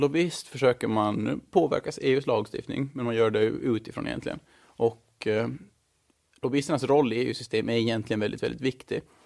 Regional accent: Mariehamn, Åland Islands; moved away as an adult; also born or lived in Stockholm, Sweden; now in Brussels, Belgium; Jag är född och uppvuxen i Mariehamn

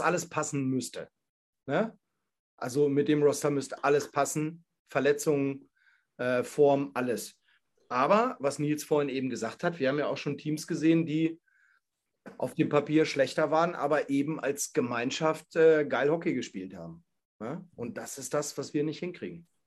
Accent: Hanover, Lower Saxony, Germany; ich komme ja nun mal aus Hannover

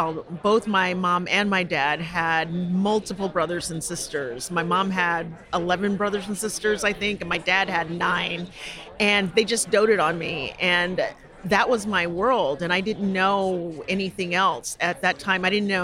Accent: Connecticut, United States; also born or lived in Georgia; I was born in Georgia, and we moved when I was 3 going on 4 to Connecticut. My parents moved north, so my brother and I, he wasn't born yet.

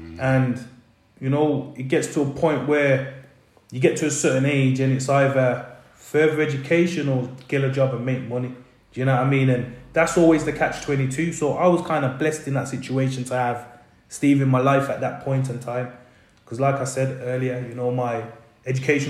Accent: Birmingham, West Midlands, United Kingdom; also born or lived in London; now in Wales, United Kingdom; how can you leave Birmingham and live in London for so long? And how can you live in London and then move to Wales?

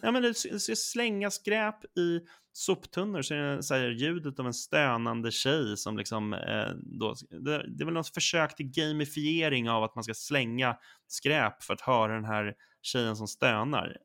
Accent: Sollentuna, Stockholm County, Sweden; now in Stockholm, Sweden; jag är uppväxt i Sollentuna, norr om Stockholm, och jag bor nu inne i Stockholm

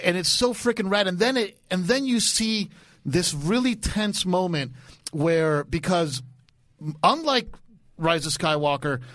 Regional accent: Dade County, Florida, United States; I'm from Dade County

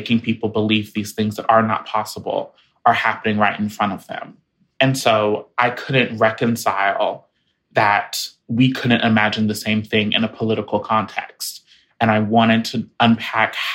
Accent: Jacksonville, Florida, United States; moved away as an adult; my hometown of Jacksonville

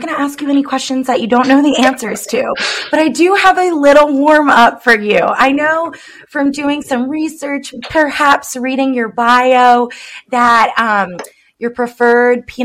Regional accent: the South, United States; I grew up in the South

